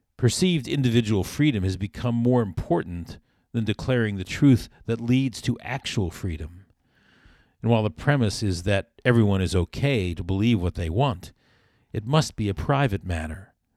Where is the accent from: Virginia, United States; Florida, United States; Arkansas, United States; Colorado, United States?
Florida, United States; South; When I was a boy growing up in South Florida